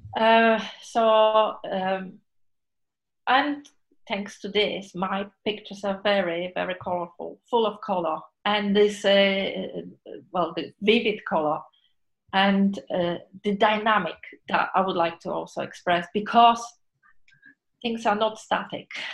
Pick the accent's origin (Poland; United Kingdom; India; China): Poland; moved away as an adult; I was born in Poland.